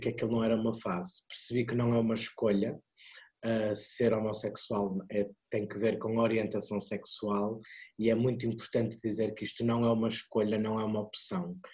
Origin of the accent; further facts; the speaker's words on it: Porto, Norte, Portugal; eu sou do Porto, uh, nasci no Porto, os meus pais vivem em Águas Santas